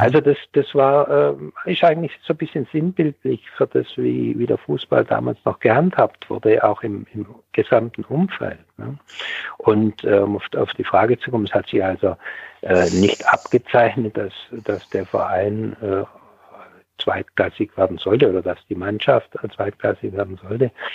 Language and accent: German; Ebersbach an der Fils, Baden-Württemberg, Germany; also born or lived in East Germany; Und Ebersbach ist aber der, der Ort, wo ich aufgewachsen bin